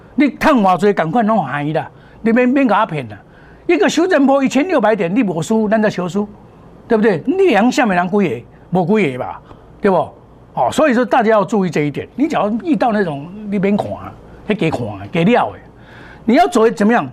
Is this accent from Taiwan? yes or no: yes; Taiwan; 我们台湾话讲